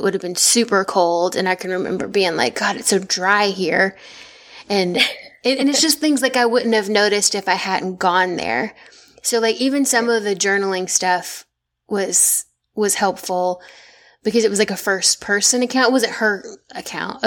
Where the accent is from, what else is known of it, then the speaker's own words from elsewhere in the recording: the South, United States; if y'all can't hear it from my voice, I'm from the South. I'm not from Boston